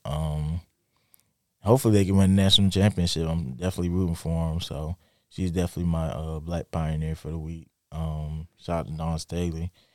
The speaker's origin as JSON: {"language": "English", "town": "Lake City", "region": "South Carolina", "country": "United States", "tie": "born or raised there", "said": "my hometown, Lake City, South Carolina"}